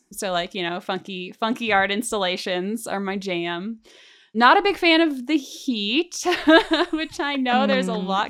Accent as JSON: {"language": "English", "region": "California", "country": "United States", "said": "I'm actually originally from Northern California"}